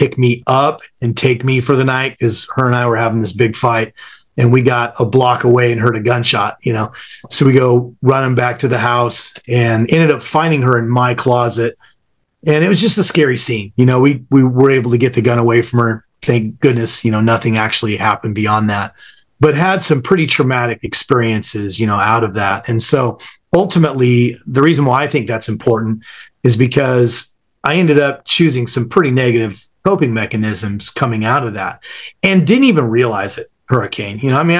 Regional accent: Southern California, United States; born or raised there

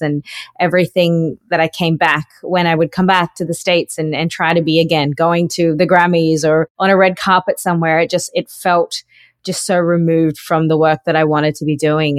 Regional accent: North Queensland, Australia; also born or lived in Sydney, Australia; I grew up in North Queensland, um, on a sugarcane farm

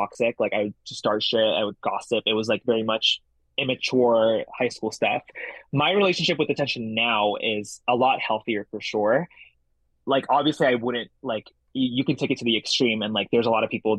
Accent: San Gabriel, California, United States; English is a second language; also born or lived in Jakarta, Indonesia / Boston; I grew up in San Gabriel, California

